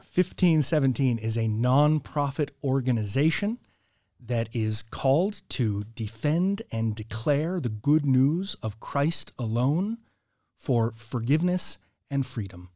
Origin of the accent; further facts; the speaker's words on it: Orange County, California, United States; also born or lived in Scotland; Born and raised in California. Yeah, I lived in uh, in the mountains when I was very young, and then moved out to Orange County.